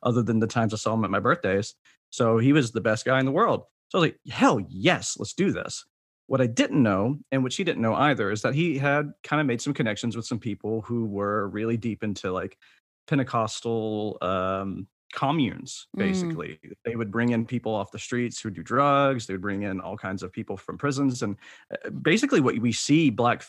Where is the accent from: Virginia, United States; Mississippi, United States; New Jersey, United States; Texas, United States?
Mississippi, United States; I grew up in Mississippi